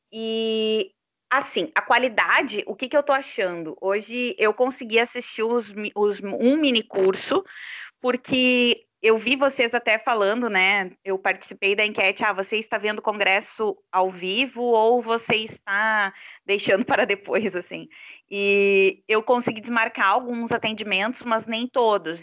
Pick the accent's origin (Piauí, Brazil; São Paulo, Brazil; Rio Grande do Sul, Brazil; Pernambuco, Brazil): Rio Grande do Sul, Brazil; Santa Maria; Sou de Santa Maria